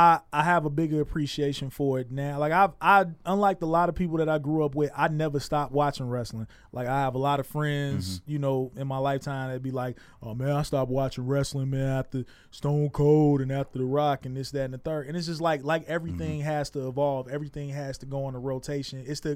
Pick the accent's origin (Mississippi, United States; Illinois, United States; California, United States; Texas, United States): Illinois, United States; Chicago; back home. I'm from Chicago, so mm-hmm. back home it was Fox 32.